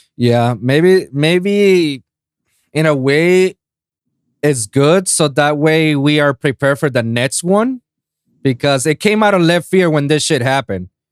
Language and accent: English; Puerto Rico; I grew up in Puerto Rico